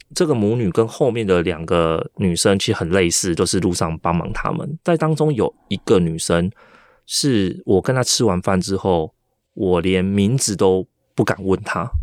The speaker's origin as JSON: {"language": "Chinese", "country": "Taiwan", "said": "我是台湾人"}